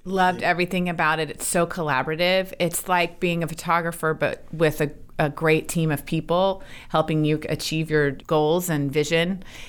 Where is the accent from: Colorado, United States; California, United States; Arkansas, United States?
Arkansas, United States; Little Rock; moved away; growing up in Arkansas